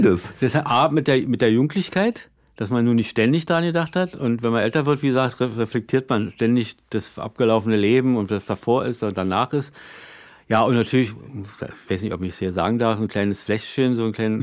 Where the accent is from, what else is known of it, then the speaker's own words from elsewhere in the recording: Berlin, Germany; als Berliner